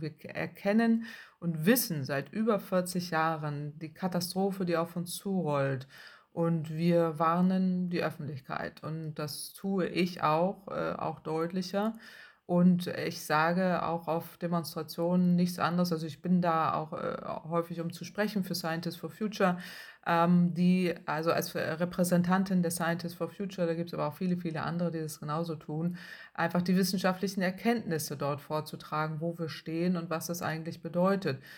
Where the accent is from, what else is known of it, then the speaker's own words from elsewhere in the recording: Northern Germany, Germany; Ich komme aus dem Norden Deutschlands